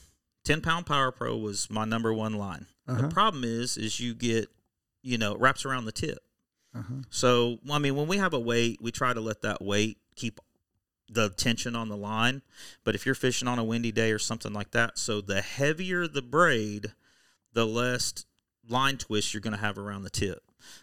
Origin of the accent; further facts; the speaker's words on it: Oklahoma, United States; I'm from Oklahoma.